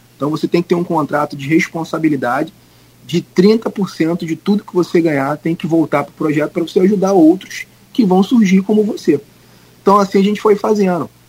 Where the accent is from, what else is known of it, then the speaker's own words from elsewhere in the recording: Belford Roxo, Rio de Janeiro, Brazil; also born or lived in Cabo Frio; nasci em Cabo Frio, mas fui muito cedo para a Baixada Fluminense. E em Belfor Roxo, onde eu morei muito tempo da minha vida, quase que a minha infância toda